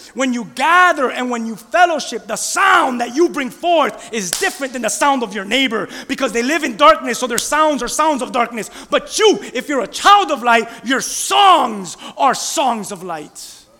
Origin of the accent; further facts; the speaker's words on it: Miami, Florida, United States; I'm from Miami